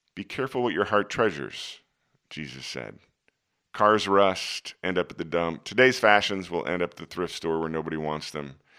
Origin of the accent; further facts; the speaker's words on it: Des Moines, Iowa, United States; my hometown was Des Moines